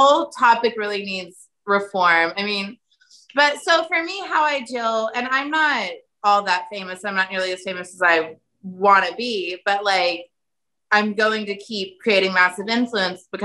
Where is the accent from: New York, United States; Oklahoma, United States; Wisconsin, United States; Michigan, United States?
Oklahoma, United States; Sand Springs; moved away; I grew up in Sand Springs, the tiny, tiny town outside of Tulsa